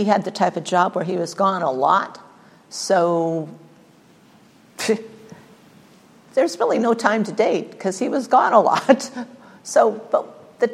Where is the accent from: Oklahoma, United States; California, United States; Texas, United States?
California, United States; Burbank; I spent all but 7 years of my life in Burbank, California.